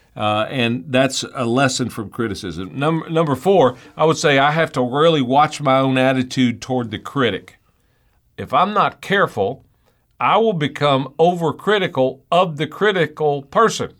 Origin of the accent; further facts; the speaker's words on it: United States; I was born in the United States of America